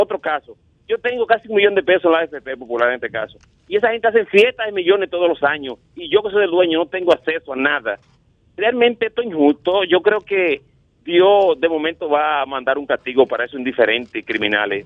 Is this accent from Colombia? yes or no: no; Dominican Republic; also born or lived in Higüey; me siento bien en mi país